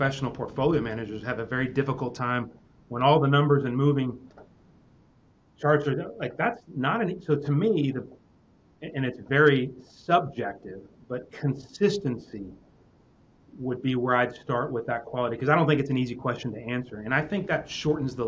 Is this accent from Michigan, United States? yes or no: no; Texas, United States; I'm from Texas.